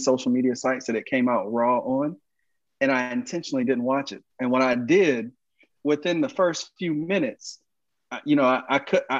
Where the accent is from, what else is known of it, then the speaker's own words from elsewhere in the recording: Georgia, United States; Georgia. That's my home state.